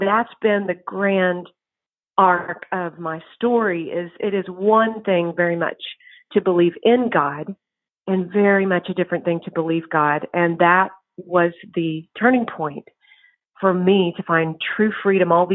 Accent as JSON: {"language": "English", "region": "East Texas", "country": "United States", "tie": "born or raised there", "lives_now": "College Station, United States", "said": "I grew up in East Texas"}